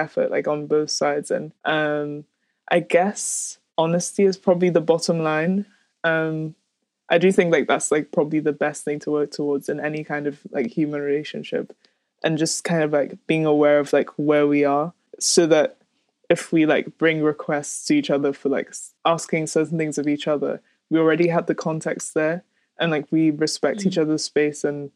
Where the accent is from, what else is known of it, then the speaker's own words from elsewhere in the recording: Nigeria; growing up in Nigeria